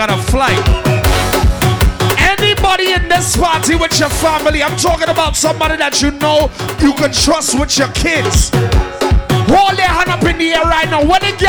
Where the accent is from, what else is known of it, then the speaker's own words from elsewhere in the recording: Trinidad & Tobago; I'm fresh from Trinidad. We don't play that.